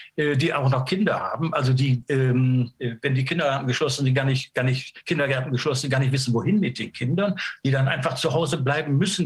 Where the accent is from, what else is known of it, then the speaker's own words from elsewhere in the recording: Germany; sind wir Deutsche